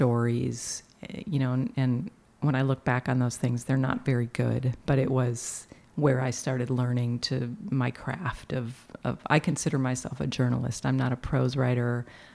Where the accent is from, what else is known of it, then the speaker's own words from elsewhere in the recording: Milwaukee, Wisconsin, United States; I worked at a radio station in my hometown of Milwaukee